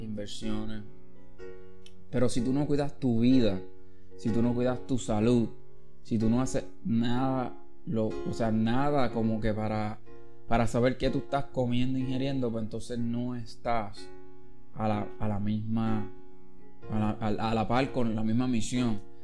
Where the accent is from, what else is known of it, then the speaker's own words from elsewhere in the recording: Caguas, Puerto Rico; de donde yo vengo, de Villa de Castro Cagua